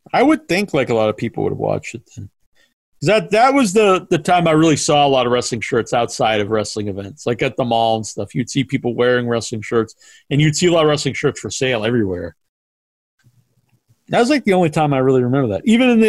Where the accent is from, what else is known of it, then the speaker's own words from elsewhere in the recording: England, United Kingdom; No, no, I'm English.